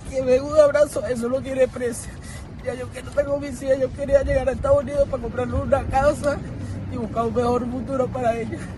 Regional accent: Venezuela; moved away as an adult; now in Mexico; yo salí de Venezuela 17 de septiembre. Yo estoy solo aquí no tengo familia, déjame familia en Venezuela.

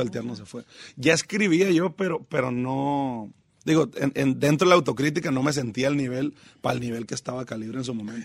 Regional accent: Mazatlán, Sinaloa, Mexico; also born or lived in Los Mochis / Guasave / Picachos; Caemos a Mazatlán porque papá es maestro.

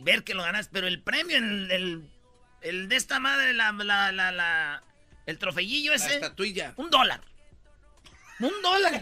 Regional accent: Michoacán, Mexico; yo soy de Michoacán

